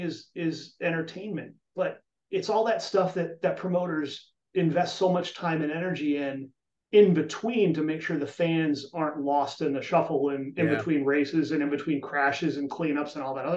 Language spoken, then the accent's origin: English; New England, United States; now in Chicago, United States; I grew up in New England